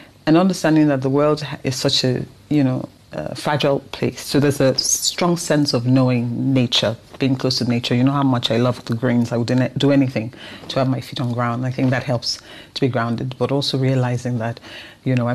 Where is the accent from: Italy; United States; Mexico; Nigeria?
Nigeria; accent: Nigerian; a lady recognized my accent, that I was Nigerian